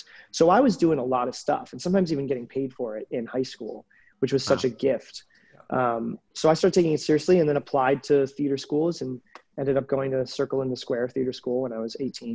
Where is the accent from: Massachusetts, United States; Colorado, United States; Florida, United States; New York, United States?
Massachusetts, United States; the Berkshires; moved away; I grew up in the Berkshires.